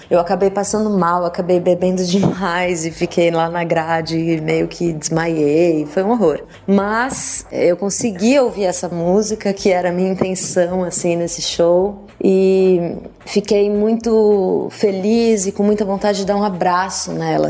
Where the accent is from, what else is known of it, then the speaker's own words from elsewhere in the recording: Brazil; Eu sou muito brasileira, sou uma cantora muito brasileira